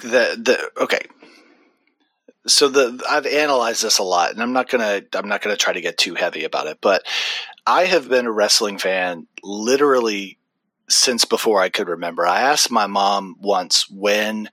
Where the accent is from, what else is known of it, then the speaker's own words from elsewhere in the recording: Deep South, United States; I am from the Deep South